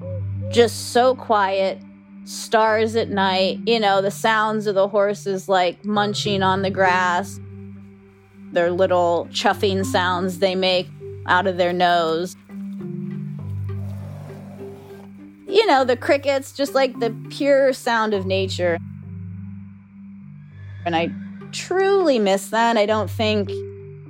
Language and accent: English; Western Pennsylvania, United States; now in Florida Keys, United States; I grew up in Western Pennsylvania on a 30-acre horse farm.